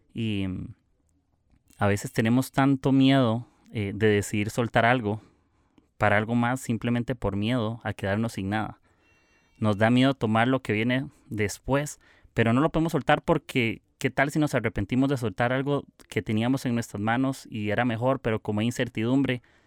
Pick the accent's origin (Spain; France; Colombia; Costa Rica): Costa Rica; soy de Costa Rica